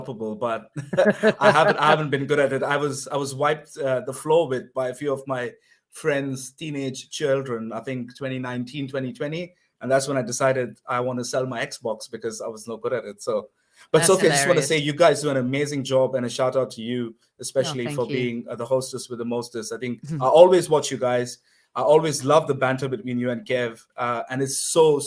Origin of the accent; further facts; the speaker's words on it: India; moved away as an adult; now in Scotland, United Kingdom; I'm calling you from Scotland, but originally from India, but been here now for a couple of years